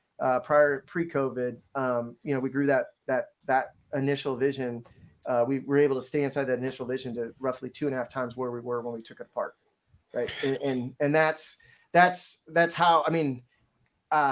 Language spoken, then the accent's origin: English; Seattle, Washington, United States; I'm from Seattle